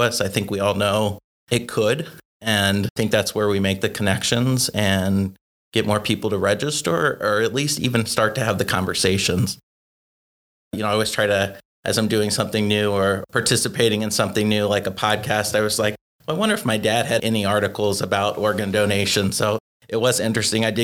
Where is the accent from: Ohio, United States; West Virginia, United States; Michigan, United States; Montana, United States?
Ohio, United States; Dayton; I grew up in Dayton, Ohio